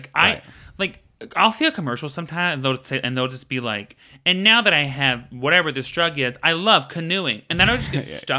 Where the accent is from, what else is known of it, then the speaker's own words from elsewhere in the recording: the South, United States; I grew up in the South. We've been making jam, girl.